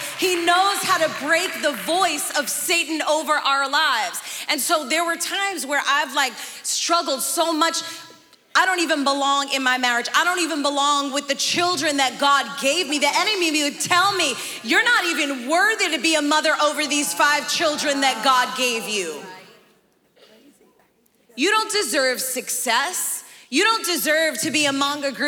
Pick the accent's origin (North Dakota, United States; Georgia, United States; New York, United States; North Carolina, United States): New York, United States; New York City; born or raised there; also born or lived in Bogotá, Colombia